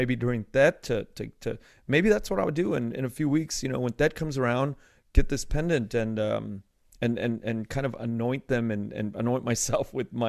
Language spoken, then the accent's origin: English; United States; born there; I was born in the United States.